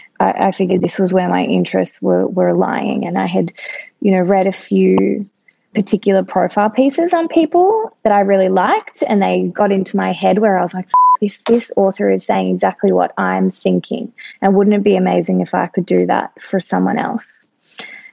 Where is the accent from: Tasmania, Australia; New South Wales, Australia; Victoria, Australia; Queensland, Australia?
Victoria, Australia; Melbourne; Yeah, so I grew up in Melbourne in Bayside